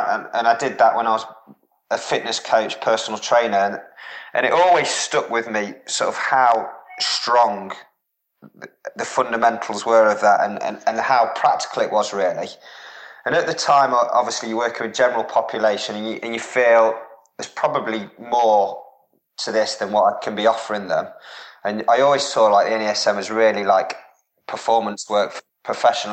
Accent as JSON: {"language": "English", "town": "Derby", "region": "East Midlands", "country": "United Kingdom", "also_born_or_lived": "Norwich", "moved": "yes", "said": "I'm from the Midlands originally, so I'm from Derby"}